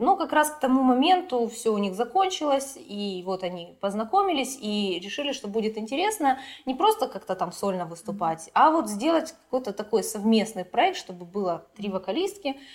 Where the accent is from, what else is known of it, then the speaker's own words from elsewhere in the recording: Kharkiv, Kharkiv Oblast, Ukraine; я вот родилась и живу в Харькове